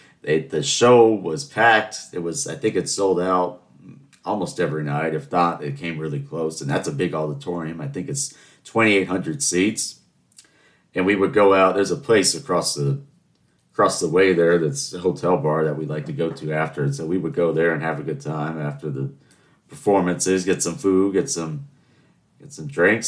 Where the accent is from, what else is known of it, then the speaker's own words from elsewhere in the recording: Charleston, South Carolina, United States; know why I don't have an accent, but people don't believe I'm from Charleston. They think I'm from somewhere up north, but no, I have to tell them I'm born and raised in Charleston.